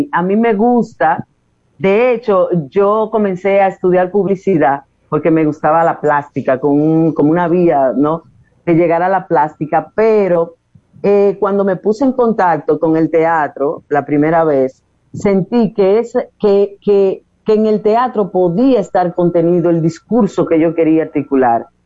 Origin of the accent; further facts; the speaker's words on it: Puerto Plata, Dominican Republic; moved away; yo soy de Puerto Plata y vine aquí a estudiar publicidad en principio, pero luego me decidí por estudiar teatro